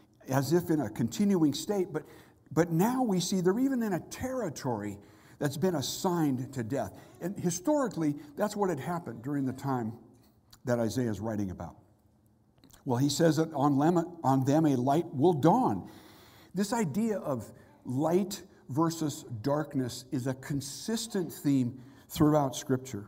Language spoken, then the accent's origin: English; Southern California, United States; moved away; also born or lived in Mississippi; I'm from Southern California.